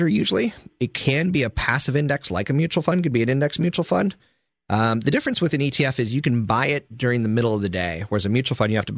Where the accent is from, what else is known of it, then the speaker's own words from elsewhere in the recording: East Coast, United States; moved away; I'm from the East Coast